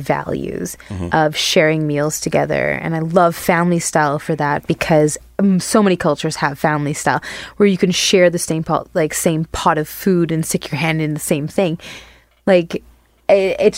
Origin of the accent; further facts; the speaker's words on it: Barbados; now in Manitoba, Canada; the culture that I grew up in Barbados